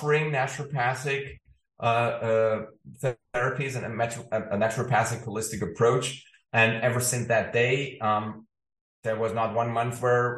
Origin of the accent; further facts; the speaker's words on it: Ulm, Baden-Württemberg, Germany; moved away as an adult; also born or lived in Stockholm; the town I grew up in Ulm in southern Germany